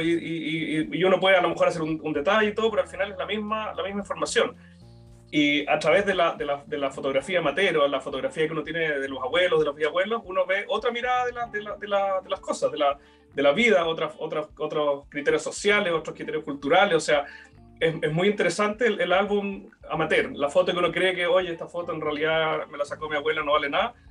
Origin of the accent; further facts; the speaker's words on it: Chile; nos ha constituido como chilenos